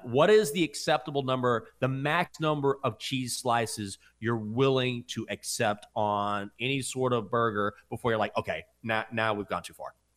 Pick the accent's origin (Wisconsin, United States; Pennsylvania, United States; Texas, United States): Texas, United States; Breckenridge; moved away; my hometown, Breckenridge, Texas